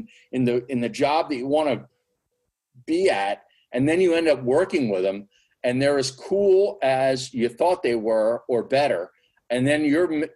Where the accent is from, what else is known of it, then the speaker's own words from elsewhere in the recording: Berks County, Pennsylvania, United States; I grew up in Berks County